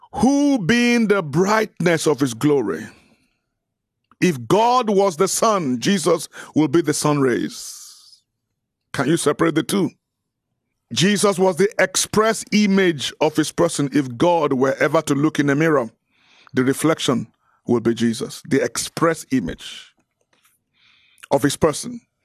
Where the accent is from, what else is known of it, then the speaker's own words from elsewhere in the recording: Nigeria; I'm Nigerian